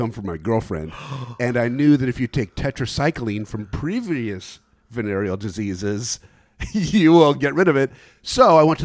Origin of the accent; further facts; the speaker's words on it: Glendale, California, United States; I grew up in Glendale